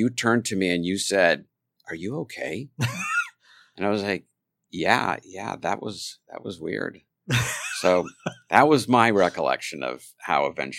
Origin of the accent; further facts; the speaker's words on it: the Valley, California, United States; I grew up in the Valley